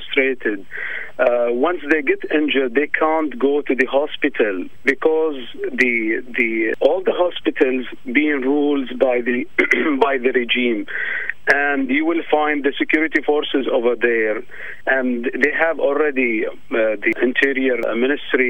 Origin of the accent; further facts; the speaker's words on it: Bahrain; moved away as an adult; now in Australia; I am from Bahrain. I am a refugee here in Australia